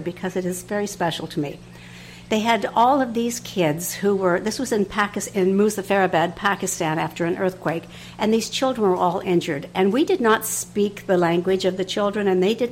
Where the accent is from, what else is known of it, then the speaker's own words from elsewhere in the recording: Canada; I'm a nurse from Canada